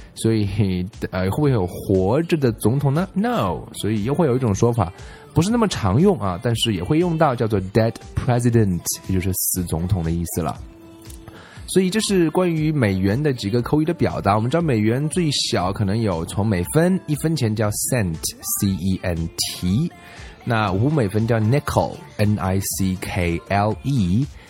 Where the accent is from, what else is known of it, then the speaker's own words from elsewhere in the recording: China; 我们中国人